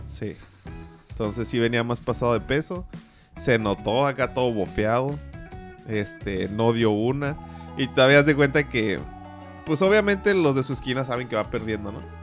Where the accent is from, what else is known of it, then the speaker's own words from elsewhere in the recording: Mexico; cómo somos los mexicanos